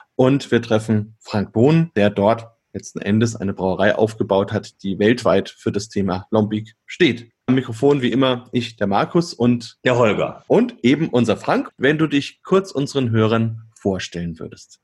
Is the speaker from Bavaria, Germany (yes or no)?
yes; Bamberg, Bavaria, Germany; Ich komme ja aus Bamberg